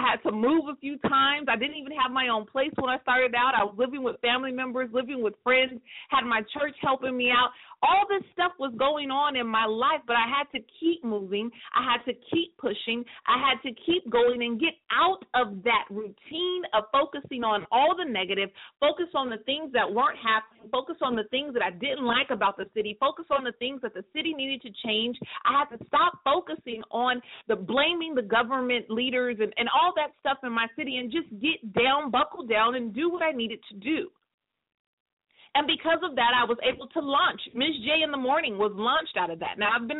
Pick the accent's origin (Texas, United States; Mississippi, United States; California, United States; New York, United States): California, United States; a small city in Northern; moved away as an adult; I live in a city, a small city, in Northern California